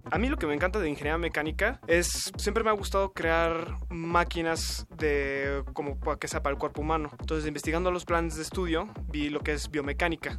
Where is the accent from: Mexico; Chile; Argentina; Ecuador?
Mexico; Mexico City; Yo nací aquí en la Ciudad de México, nací un 10 de mayo del 94